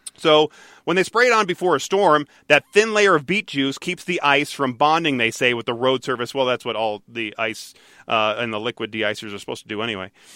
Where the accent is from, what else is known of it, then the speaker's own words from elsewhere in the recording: Detroit, Michigan, United States; growing up in Michigan, in Detroit